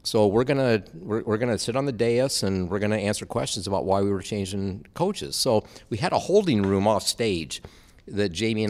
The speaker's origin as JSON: {"language": "English", "region": "Iowa", "country": "United States", "tie": "born or raised there", "said": "that would I come work with him and return to my home state at Iowa State"}